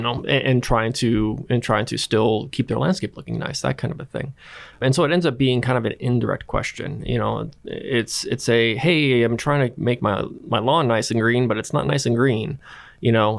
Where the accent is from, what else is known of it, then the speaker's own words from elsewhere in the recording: Wisconsin, United States; grew up in Wisconsin